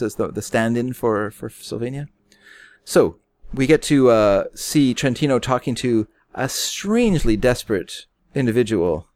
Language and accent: English; Canada; we're Canadian